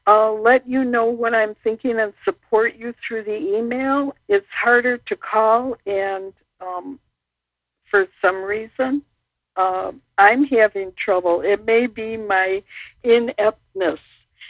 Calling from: Illinois, United States; I'm calling from Illinois.

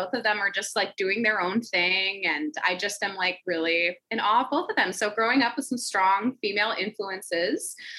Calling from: Roseville, Minnesota, United States; I am joining us from Roseville, Minnesota, or as my iPhone likes to autocorrect it to, Roseville, Minnesota.

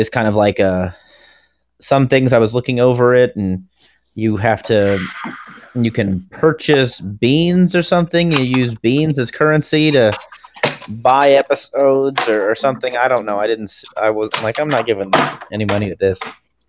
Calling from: Beaufort, Georgia, United States; My house. On my cell phone. In Beaufort, Georgia.

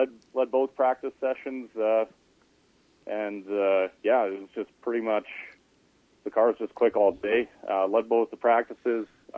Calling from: Edmonton, Alberta, Canada; Hey there. I'm in Edmonton.

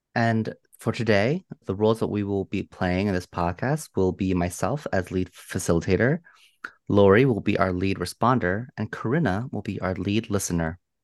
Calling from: Potomac, Maryland, United States; I'm calling in from the Piscataway, Manahoac lands, colonially known as Potomac, Maryland

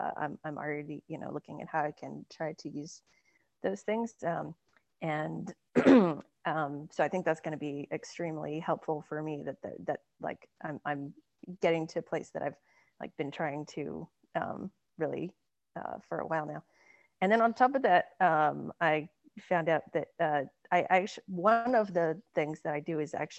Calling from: Austin, Texas, United States

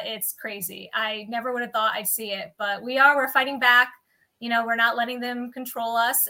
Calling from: New York, United States; Upstate New York.

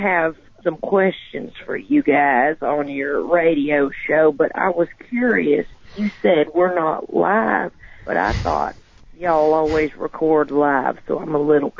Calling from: Georgia, United States; Well, I'm calling from South Georgia, but I don't want to say exactly where because I don't know who all is listening.

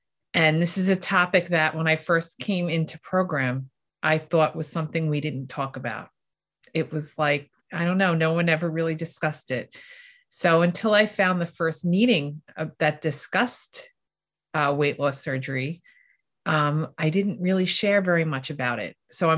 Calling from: New York, United States; I'm here from New York. So I'm on the other side of the continent

